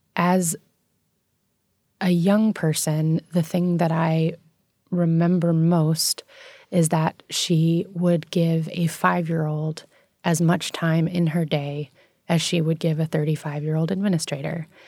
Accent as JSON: {"language": "English", "town": "New York City", "region": "New York", "country": "United States", "tie": "born or raised there", "said": "I grew up in New York City"}